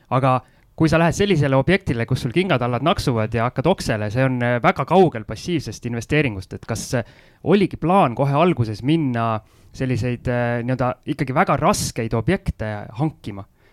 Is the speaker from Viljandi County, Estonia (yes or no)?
no; Tallinn, Harju County, Estonia; mina Tallinna poisina õppisin soome keele üle TV-d vaadates ära